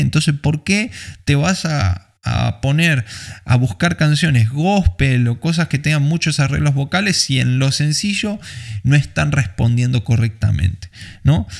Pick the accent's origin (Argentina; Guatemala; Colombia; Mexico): Argentina; en un lugar como Argentina, eh, que tenemos otro tipo de cultura